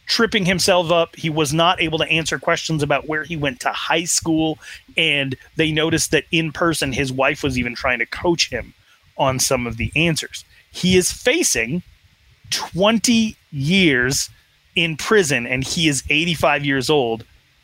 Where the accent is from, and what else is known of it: Wyoming, United States; born or raised there